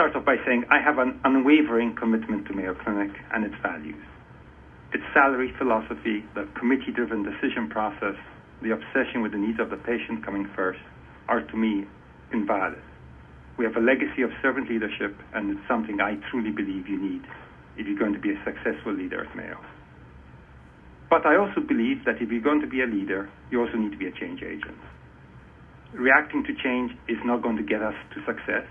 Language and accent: English; Malta; moved away as an adult; now in United States; I was born and raised in Malta